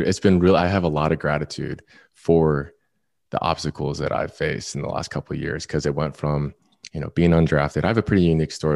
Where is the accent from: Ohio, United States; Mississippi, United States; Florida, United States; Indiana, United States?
Florida, United States; moved away; also born or lived in Orange County, California; I'm from Florida. I lived in Orange County at the time.